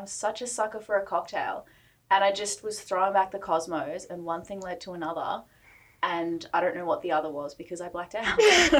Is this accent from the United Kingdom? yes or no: no; Melbourne, Victoria, Australia; moved away; I'm originally from Melbourne, for those that don't know, and I spent a lot of time back in Melbourne over Christmas and New Year's.